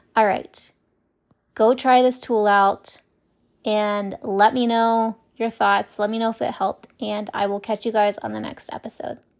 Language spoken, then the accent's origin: English; Ohio, United States; moved away; I was raised in Ohio and there's a lot of snow in the winter